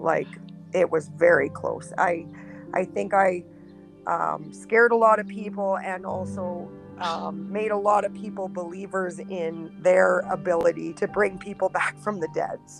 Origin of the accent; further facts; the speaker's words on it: Yellowknife, Northwest Territories, Canada; born there; So I was born actually in Yellowknife, the Northwest Territories